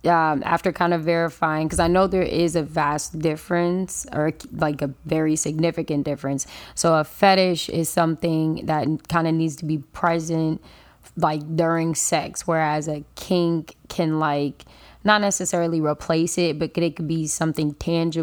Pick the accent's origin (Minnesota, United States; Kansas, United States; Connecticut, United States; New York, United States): New York, United States; New York City; also born or lived in Jamaica (ancestry) / Florida; now in Palm Beach County, United States; I'm Jamaican. I was born in Brooklyn.